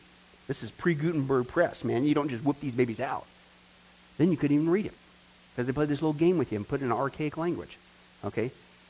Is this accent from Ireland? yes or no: yes; Ireland; Well, I'm Irish. We always worry.